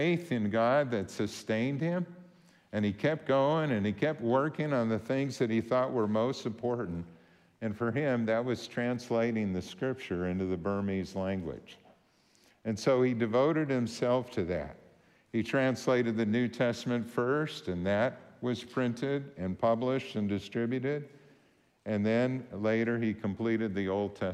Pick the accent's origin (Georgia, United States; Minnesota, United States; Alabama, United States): Minnesota, United States; Warren; moved away; I'm from Warren